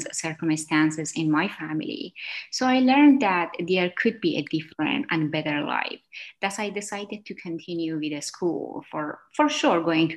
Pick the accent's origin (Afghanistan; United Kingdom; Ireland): Afghanistan; moved away as an adult; now in United States; I was a new immigrant who moved from Afghanistan to United States.